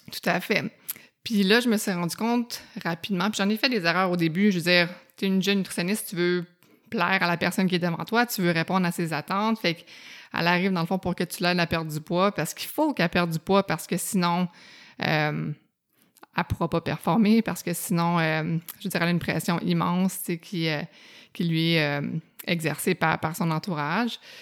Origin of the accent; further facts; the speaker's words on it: Outaouais, Quebec, Canada; moved away as an adult; also born or lived in Montreal; je viens de l'Outaouais, fait que ça impliquait un ah déménagement, puis j'avais hâte d'aller à Montréal